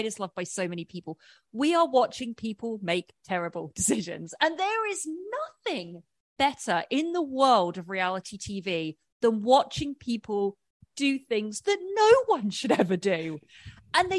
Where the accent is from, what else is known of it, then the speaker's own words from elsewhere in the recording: about 40 miles west of London, South East England, United Kingdom; moved away as an adult; now in Los Angeles, United States; I am born and raised in England. I live in Los Angeles.